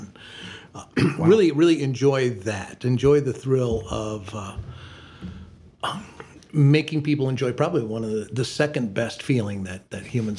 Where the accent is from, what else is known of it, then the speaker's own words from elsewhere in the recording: Perrysburg, Ohio, United States; now in Toledo, United States; Perrysburg, Ohio.